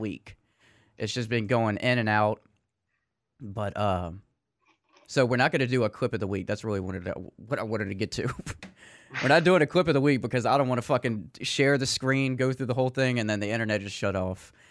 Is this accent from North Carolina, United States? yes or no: no; Metairie, Louisiana, United States; I'm from Metairie